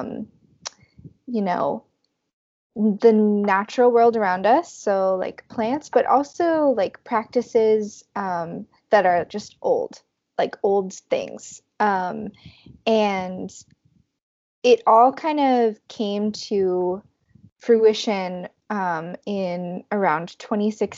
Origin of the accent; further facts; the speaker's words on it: Los Angeles, California, United States; moved away as an adult; now in New York City, United States; I am originally from the Valley of Los Angeles, and then I moved to New York for college and have kind of stayed here since then